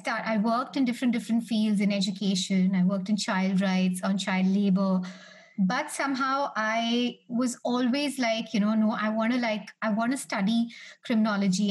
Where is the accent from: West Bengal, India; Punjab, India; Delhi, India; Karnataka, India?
Delhi, India; I'm from Delhi, India